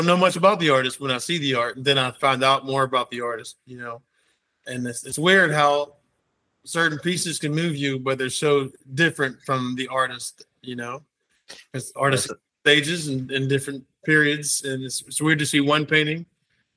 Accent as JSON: {"language": "English", "town": "Pittsburgh", "region": "Pennsylvania", "country": "United States", "tie": "born or raised there", "said": "I'm from Pittsburgh, so I grew up in a great town"}